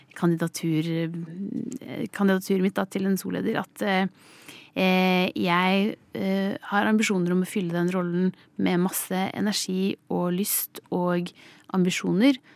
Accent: Skiptvet, Østfold, Norway; Jeg kommer fra Østfold, Skiptvet, en liten kommune i Østfold. Jeg vokste opp på gård

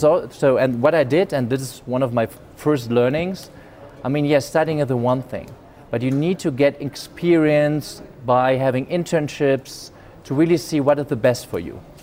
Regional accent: Germany; accent: German; English is a second language; I was born in Germany. Maybe you get the accent. I have a German accent.

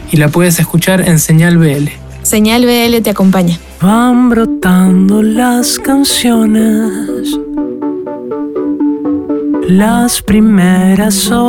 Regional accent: Peru; Somos un dúo de Perú

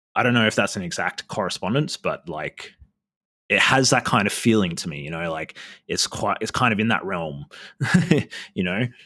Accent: Australia; I'm Indigenous Australian

